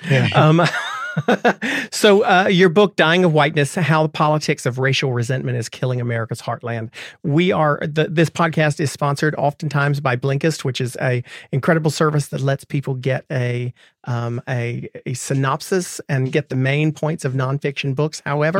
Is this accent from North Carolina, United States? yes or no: yes; the South, North Carolina, United States; I'm speaking as a Southerner